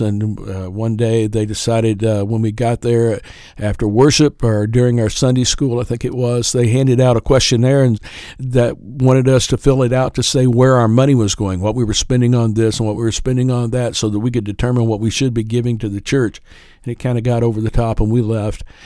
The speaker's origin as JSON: {"language": "English", "town": "Kendallville", "region": "Indiana", "country": "United States", "tie": "born or raised there", "also_born_or_lived": "Prestonsburg, Kentucky / Floyd County, Kentucky", "said": "I was raised in Kendallville, Indiana, went to school at East Noble High School"}